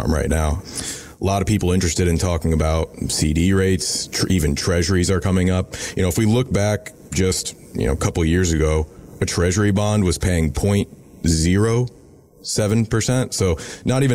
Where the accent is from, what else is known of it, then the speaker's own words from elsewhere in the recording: Irmo, South Carolina, United States; So I grew up in Irmo, South Carolina